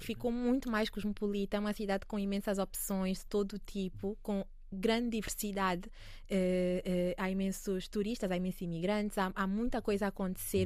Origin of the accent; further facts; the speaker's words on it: Angola; also born or lived in Paris, France; now in Lisbon, Portugal; para mim que sou angolana